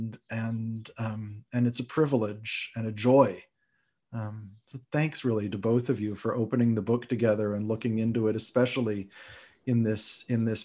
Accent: Canada; now in United States; as a Canadian

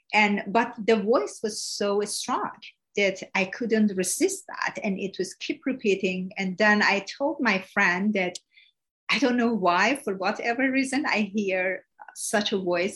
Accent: Iran; first language Persian; English is a second language; now in United States; I was born in Iran

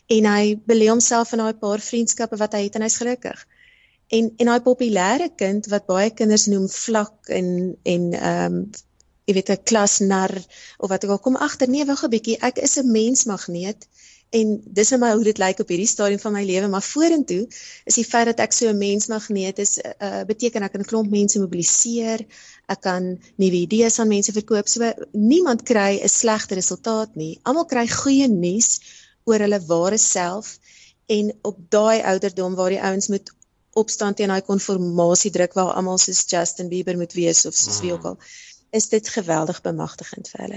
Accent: South Africa; daai geleentheid het my kom vang hier so in Suid-Afrika

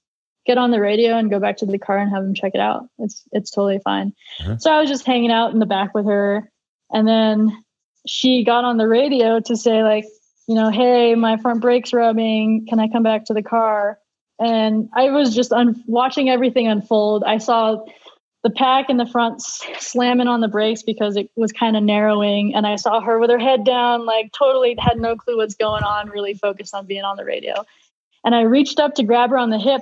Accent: United States; being an American racing for a Euro team

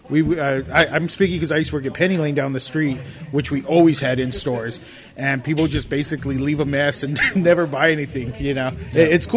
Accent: Los Angeles, California, United States; I grew up in East LA in Pico.

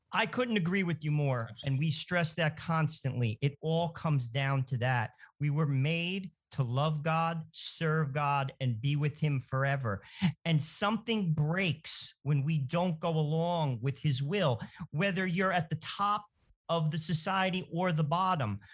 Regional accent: New Jersey, United States; Joe and I grew up in New Jersey

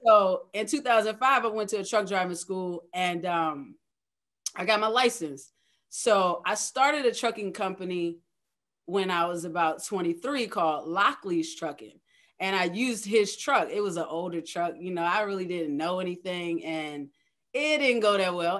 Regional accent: Middlesex County, Virginia, United States; moved away as an adult; also born or lived in Hampton Roads (757), Virginia; now in Hampton Roads, United States; I'm originally from Middlesex County, Virginia, which is a small rural town in Virginia country.

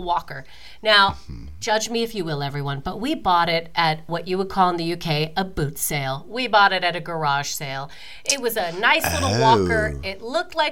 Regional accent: Calgary, Alberta, Canada; moved away; now I'm in my hometown, Calgary

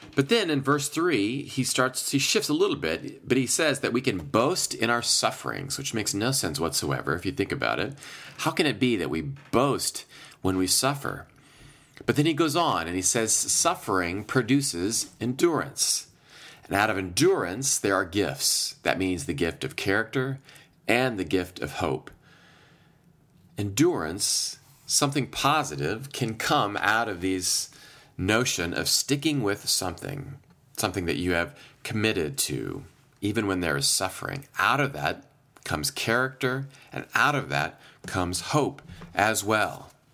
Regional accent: Iowa, United States; now in Chicago, United States; I was home, back in my home state of Iowa for a few days

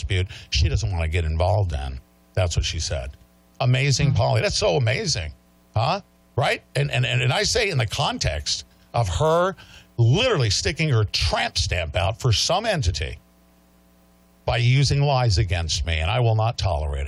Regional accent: United States; I'm an American

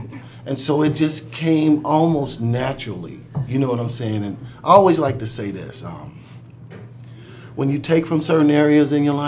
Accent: Chicago, Illinois, United States; born or raised there

